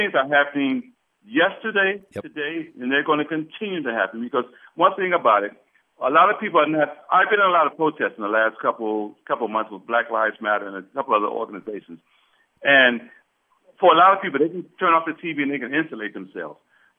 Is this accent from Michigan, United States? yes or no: yes; Detroit, Michigan, United States; moved away; I'm originally from Detroit, Michigan.